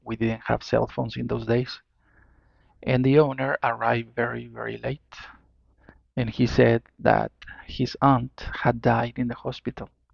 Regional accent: Mexico; I'm from Mexico

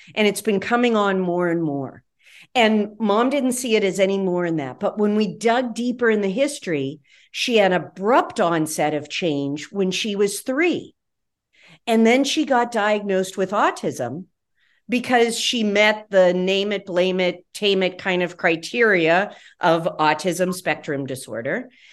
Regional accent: West Virginia, United States; where I grew up in West Virginia

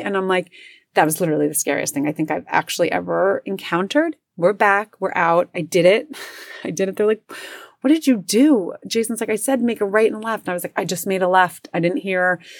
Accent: New Jersey, United States; I grew up in New Jersey

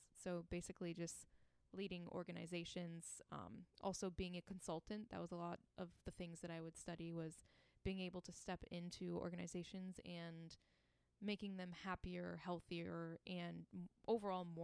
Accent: Chesterfield, Michigan, United States; moved away as an adult; also born or lived in Cusco, Peru; I grew up in Chesterfield, Michigan. I lived there my whole life until I was 18

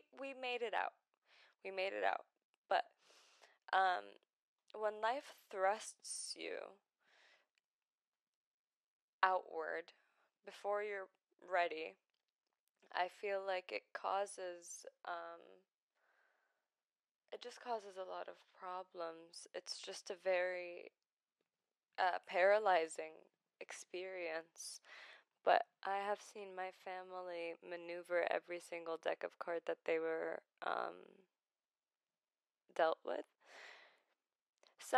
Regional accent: Baghdad, Baghdad Governorate, Iraq; first language Arabic; English is a second language; moved away; I was born in Baghdad, the city, in Iraq, in 2000. So I'm 22 right now

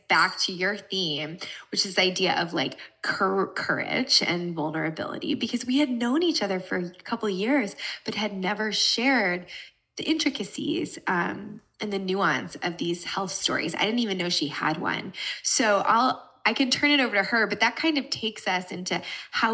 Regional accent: United States; moved away as an adult; also born or lived in Brooklyn, New York / New Jersey; now in Los Angeles, United States; I live in Los Angeles, California, but I grew up in New Jersey and New York City. So I'm originally an East Coaster

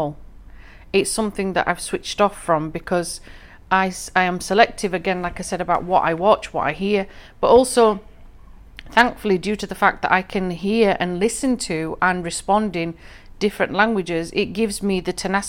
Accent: England, United Kingdom; I'm from England personally, but my ethnic roots, my family hereditary roots, are from the northwest frontier of Pakistan, Afghanistan

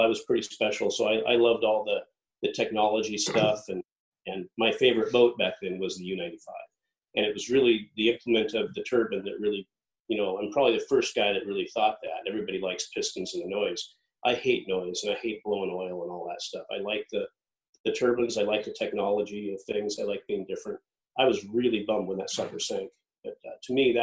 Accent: Seattle area, Lake Washington, United States; also born or lived in Newport Beach, California / Malibu, California; my parents moved up here when I was young, in the first grade or so, up onto Lake Washington, a place called Newport Shores, right on the lake. So I grew up on the lake

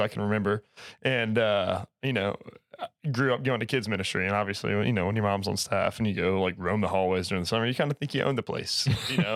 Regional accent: North Carolina, United States; I grew up in North Carolina

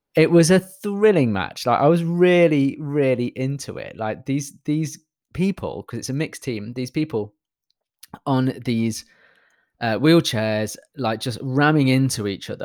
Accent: United Kingdom; I'm British

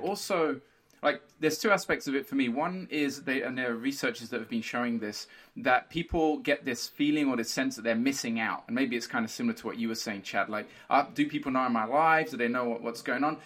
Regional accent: Brazil; moved away; I grew up in Brazil. I feel more Brazilian than anything else.

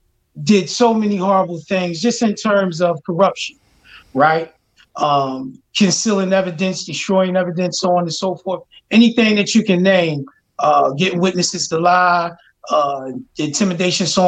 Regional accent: Philadelphia, Pennsylvania, United States; I grew up in Abbotsford Projects in North Philadelphia

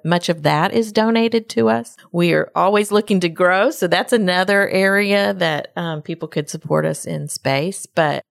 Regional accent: Texas, United States; And we're all from Woodlands, Magnolia, Spring area.

